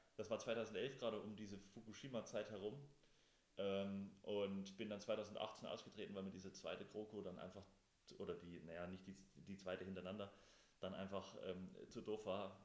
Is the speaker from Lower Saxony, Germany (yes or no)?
no; Thuringia, Germany; wir kommen ja beide aus Thüringen